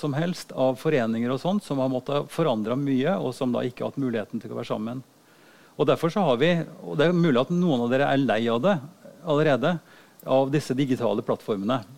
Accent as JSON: {"language": "Norwegian", "town": "Oppdal", "region": "Trøndelag", "country": "Norway", "tie": "born or raised there", "said": "Og da gikk jeg på biblioteket hjemme i Oppdal og så plukka jeg den aller tynneste boka jeg fant."}